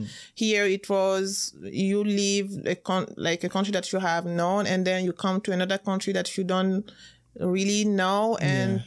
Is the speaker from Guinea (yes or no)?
yes; Guinea; English is a second language; moved away as an adult; also born or lived in France; I'm from Guinea